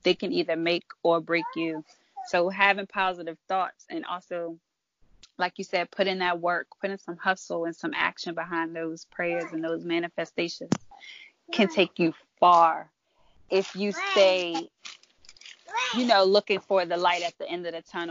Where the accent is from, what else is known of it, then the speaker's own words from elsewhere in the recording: Maryland, United States; I'm from Maryland